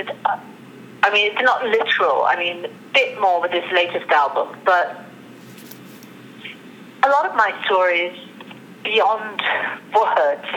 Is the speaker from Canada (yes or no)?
no; London, United Kingdom; I was born in London, my parents got divorced.